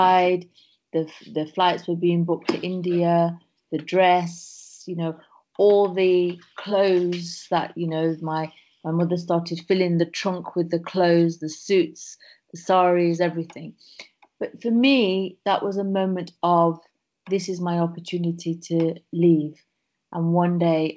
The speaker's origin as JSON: {"language": "English", "region": "England", "country": "United Kingdom", "tie": "born or raised there", "said": "we were born in England. So I'm one of seven sisters. And I have one brother, and we grew up in England"}